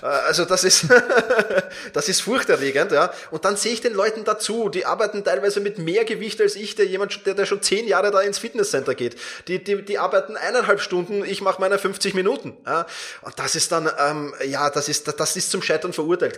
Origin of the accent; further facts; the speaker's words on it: Vienna, Austria; wir kommen zwar beide aus Wien